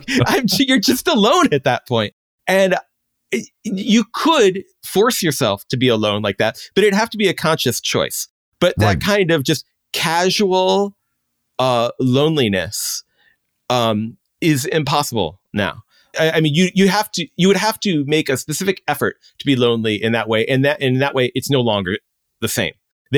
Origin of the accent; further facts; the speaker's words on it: Chicago, Illinois, United States; Now, maybe this comes in growing up in Chicago, but, you know, where it's not necessary totally to have a car.